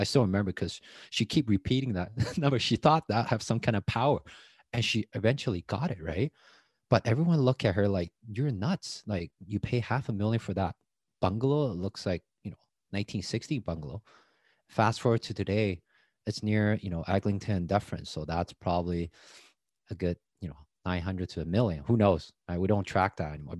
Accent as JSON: {"language": "English", "country": "Taiwan", "tie": "born or raised there", "second_language": "English", "moved": "as an adult", "lives_now": "Canada", "said": "I grew up in Taiwan, but I was just a kid"}